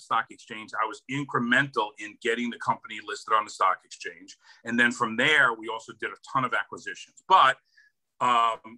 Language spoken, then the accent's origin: English; Hoboken, New Jersey, United States; So born and raised in New Jersey, Hoboken, New Jersey.